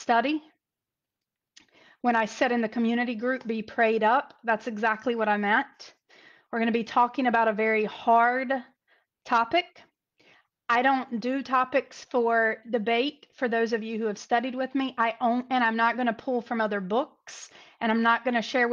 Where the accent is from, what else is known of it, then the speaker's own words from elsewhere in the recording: North Carolina, United States; North Carolina. My home state, where I'm from, or as we call it, North Kakalaki.